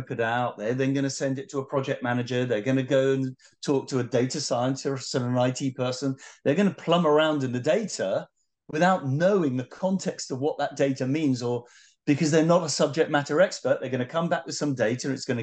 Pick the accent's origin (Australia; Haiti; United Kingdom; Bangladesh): United Kingdom; being British